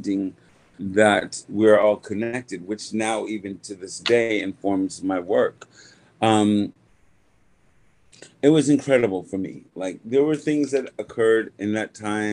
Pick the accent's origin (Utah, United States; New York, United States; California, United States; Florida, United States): New York, United States; Wyandanch; I was born in Long Island, Wyandanch, Long Island